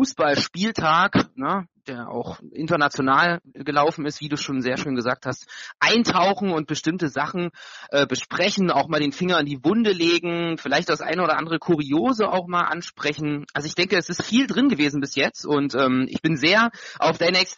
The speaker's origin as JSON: {"language": "German", "region": "Saxony", "country": "Germany", "tie": "born there", "said": "meine Wenigkeit, ich also gebürtiger Sachse und damit eben auch ein Teil der, des Namens dieses Podcastes"}